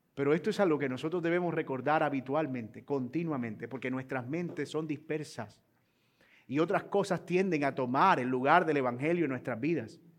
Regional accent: Colombia; los colombianos somos muy gentiles

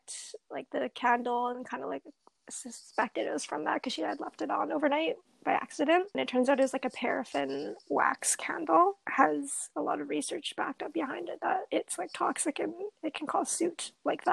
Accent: British Columbia, Canada; growing up in British Columbia, we're known for our nature. I mean, I've grown up here, born, raised here

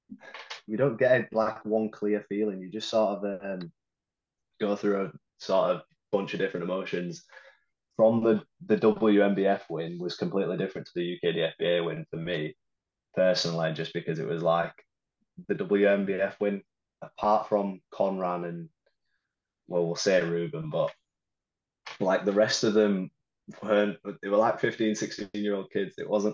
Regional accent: Huddersfield, Yorkshire and the Humber, United Kingdom; Yeah, Huddersfield.

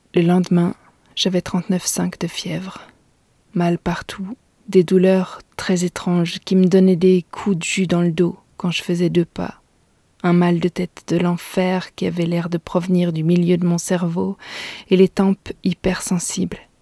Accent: Gaume, Wallonia, Belgium; chez moi en Gaume

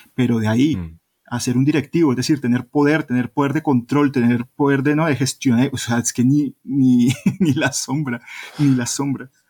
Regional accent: Colombia; now in Spain; soy de Colombia, que no soy de Perú

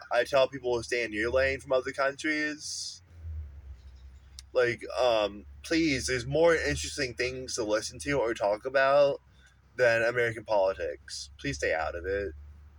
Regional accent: Canada; I love them, even though I'm Canadian as well, and I hate myself.

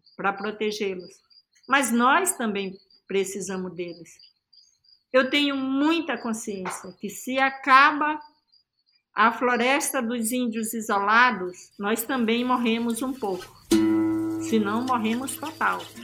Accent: Campo Novo de Rondônia, Rondônia, Brazil; eu cresci ali em Campo Novo. Campo Novo é um município daqui, eu cresci na terra do Zurueuauau. É a maior terra do estado de Rondônia

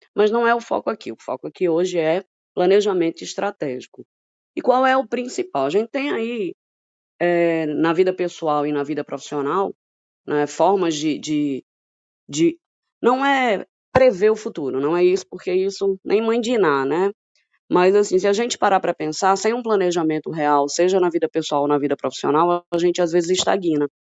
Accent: Pernambuco, Brazil; accent: Pernambuco accent; now in Ceará, Brazil; Eu sou pernambucana, por isso esse sotaque assim maravilhoso. Moro no Ceará.

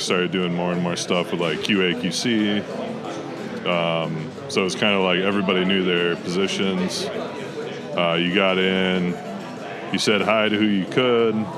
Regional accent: Morris, Minnesota, United States; I grew up uh, Morris, Minnesota

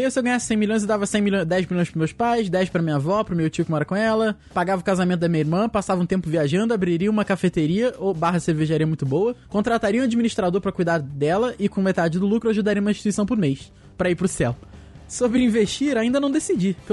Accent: Vitória, Espírito Santo, Brazil; sou de Vitória Espírito Santo, tenho 24 anos.

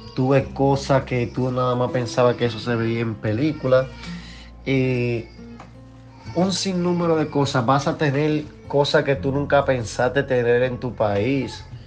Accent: Dominican Republic; moved away as an adult; now in United States; la comida dominicana, donde yo nací, donde yo crecí, donde yo disfruté la gran parte de mi juventud

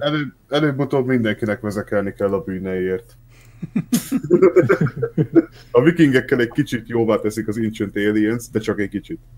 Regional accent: Szeged, Csongrád-Csanád, Hungary; accent: ö-ző (Szeged); szegediek vagyunk, mert nem nagyon őzünk így a családba, de hát azért párszor kijön

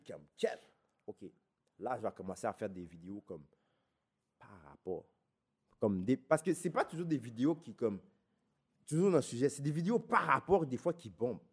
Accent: Laval, Quebec, Canada; je viens de Vimont

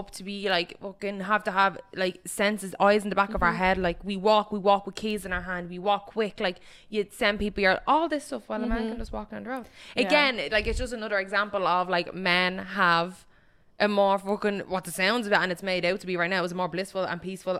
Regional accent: Ireland; we're from Ireland, it's like Catholic.

